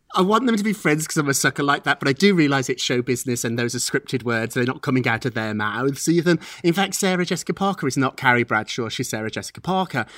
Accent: England, United Kingdom; now in United States; as an Englishman who became an American citizen

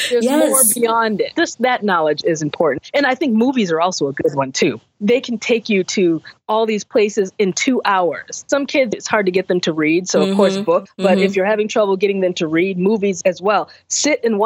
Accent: United States; being American, basically, racism in America, black in America

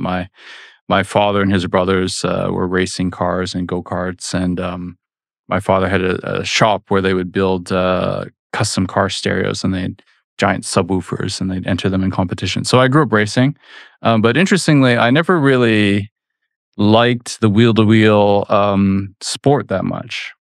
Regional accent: Vancouver, British Columbia, Canada; moved away as an adult; now in United States; went back to my native Canada because I figured out in my hometown they were making this very famous racing game, Need for Speed

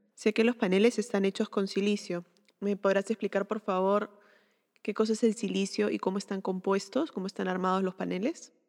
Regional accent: Peru; soy arquitecta peruana

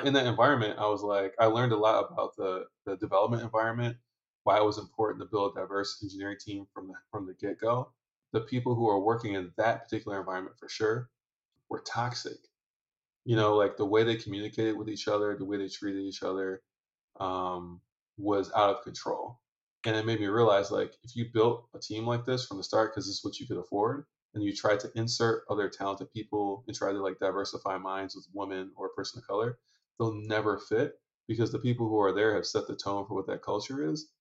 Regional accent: Detroit, Michigan, United States; also born or lived in Lansing, Michigan; grew up around Detroit

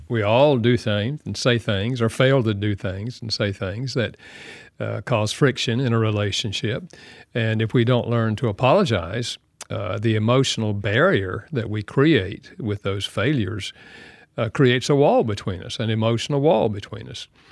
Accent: the South, United States; I'm from the South

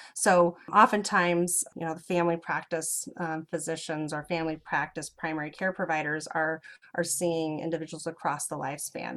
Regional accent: Lincoln, Nebraska, United States; also born or lived in Crete, Nebraska / Normal, Illinois; now in Omaha, United States; Lincoln is where I, I, spent most of my childhood

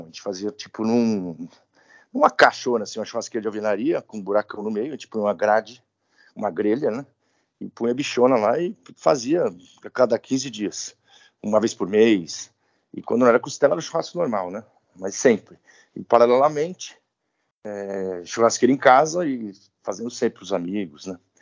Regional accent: São Paulo, Brazil; Eu sou de São Paulo, paulistano, nascido na Vila Mariana

